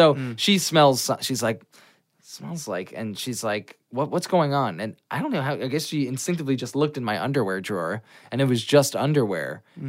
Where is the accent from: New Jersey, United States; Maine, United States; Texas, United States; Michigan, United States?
New Jersey, United States; Old Bridge; New Jersey. Old Bridge, New Jersey